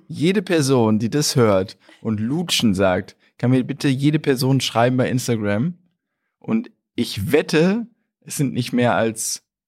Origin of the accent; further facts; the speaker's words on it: Germany; wir Deutschen